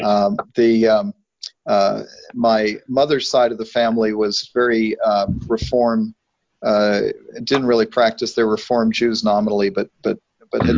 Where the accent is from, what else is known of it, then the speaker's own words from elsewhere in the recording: New York City, New York, United States; moved away; also born or lived in Arizona; I grew up in New York City, but uh, at least for the first six years of my life, we were within walking distance of the Hayden Planetarium